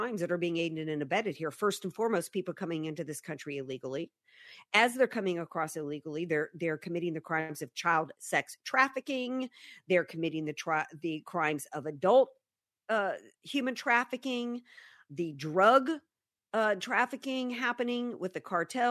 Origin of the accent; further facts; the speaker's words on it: Louisiana, United States; now in San Diego, United States; I'm from Louisiana